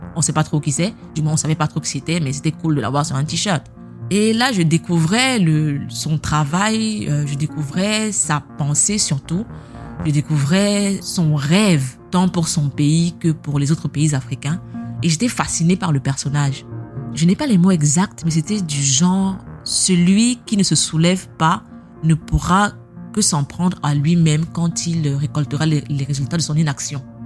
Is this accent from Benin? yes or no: no; Cameroon; moved away; on est camerounais